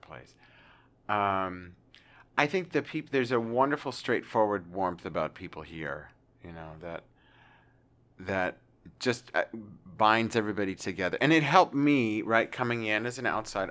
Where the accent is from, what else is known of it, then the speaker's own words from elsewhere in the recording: Pennsylvania, United States; also born or lived in New York City / Kansas; now in Arkansas, United States; a wonderful pretzel factory that I grew up around the corner from